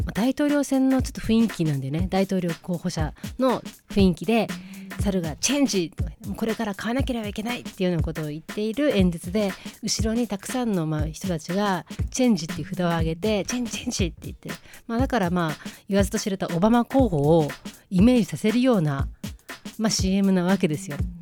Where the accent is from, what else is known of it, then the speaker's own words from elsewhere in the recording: Chiba, Japan; also born or lived in Kanagawa; 千葉で生まれたこととか千葉で育ってることとか